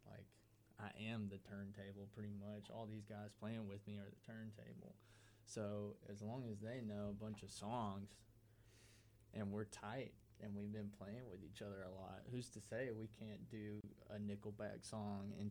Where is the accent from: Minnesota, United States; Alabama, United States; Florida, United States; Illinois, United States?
Alabama, United States; Auburn; Henry and Kurt are both from Auburn, and I'm from Auburn